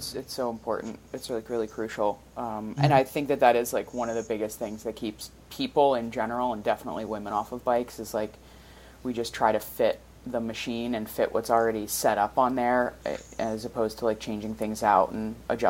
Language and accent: English; New Jersey, United States; now in Portland, United States; I'm from New Jersey